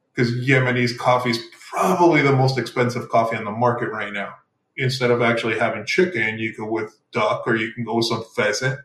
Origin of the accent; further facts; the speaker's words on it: El Paso, Texas, United States; also born or lived in Mexico; I grew up originally, I'm from, I'm from Texas, El Paso, Texas. I grew up in Mexico for a bit as well